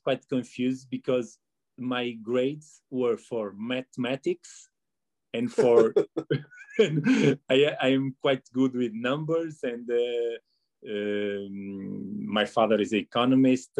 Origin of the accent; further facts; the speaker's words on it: Porto, Norte, Portugal; I was born and raised and studied in Porto.